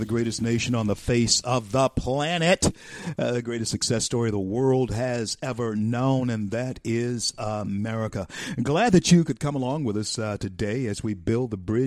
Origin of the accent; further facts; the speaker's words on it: Shreveport, Louisiana, United States; here in my hometown, Shreveport, Louisiana